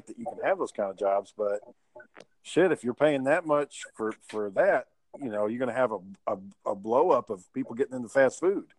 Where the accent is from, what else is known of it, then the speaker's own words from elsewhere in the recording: Kearns, Utah, United States; we grew up in Kearns